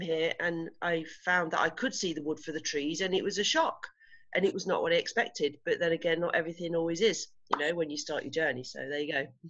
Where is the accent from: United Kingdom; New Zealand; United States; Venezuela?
United Kingdom; England; moved away as an adult; now in Spain; I'm English. I'm so English